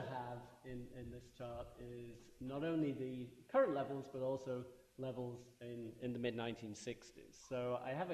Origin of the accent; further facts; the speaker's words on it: United Kingdom; growing up in Britain